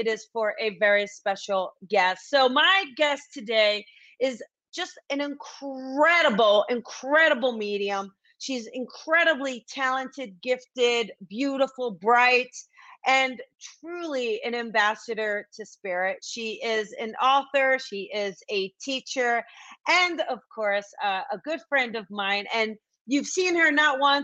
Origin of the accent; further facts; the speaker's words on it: New Jersey, United States; moved away; New Jersey, my hometown